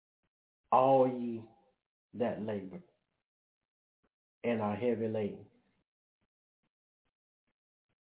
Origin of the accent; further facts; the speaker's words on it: Brookhaven, Mississippi, United States; moved away; also born or lived in Springfield, Massachusetts; We're from Brookhaven, Mississippi